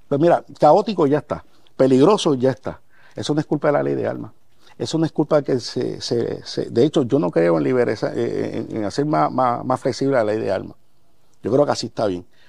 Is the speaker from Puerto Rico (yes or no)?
yes; Guayama, Puerto Rico; allá en Guayama, en mi pueblo, en Barrio Borinque, Guayama